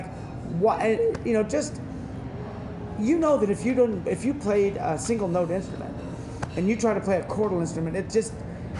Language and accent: English; Fresno, California, United States; now in San Francisco Bay Area, United States; I grew up in Fresno in the Central Valley.